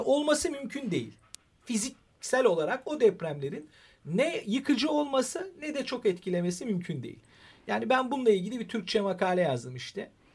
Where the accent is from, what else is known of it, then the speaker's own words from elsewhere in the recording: Istanbul, Turkey; ben İstanbul doğumluyum. Ee, çocukluğum benim İstanbul içindeki tarihi eserlerin çocuklar tarafından hunharca gezilebildiği bir yaştayım ben